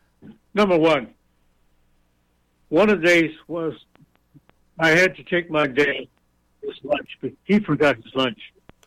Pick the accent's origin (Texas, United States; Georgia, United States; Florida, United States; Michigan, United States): Michigan, United States; Detroit; We grew up in the North under certain segregation laws. In Detroit, there were certain places where you could not buy a house.